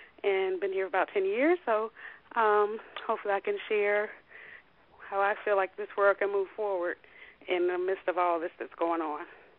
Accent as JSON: {"language": "English", "region": "Florida", "country": "United States", "tie": "born or raised there", "also_born_or_lived": "D.C. metro area", "moved": "as an adult", "lives_now": "Washington D.C. metro area, United States", "said": "Myself, I grew up in Florida."}